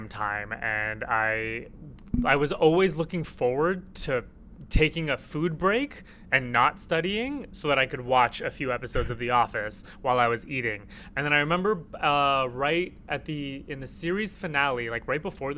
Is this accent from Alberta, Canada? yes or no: no; Toronto, Ontario, Canada; also born or lived in Jordan / Iraq; born in Jordan and then moved here when I was two, and just been in Toronto pretty much like ever since.